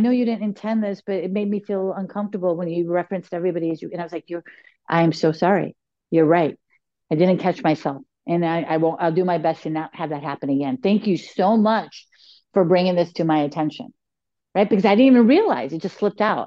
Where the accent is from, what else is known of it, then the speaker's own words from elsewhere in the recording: Chicago, Illinois, United States; I was born and raised in Chicago, and we say, "You guys."